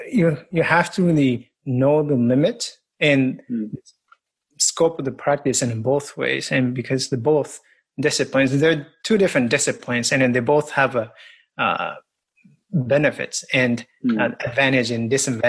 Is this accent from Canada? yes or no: no; Japan; English is a second language; moved away as an adult; now in United States; And I came to the States from Japan with an experience of a lot of movement, rugby, lots of sports and martial arts, boxing, kickboxing. And I came to the States and studied athletic training and became an athletic trainer.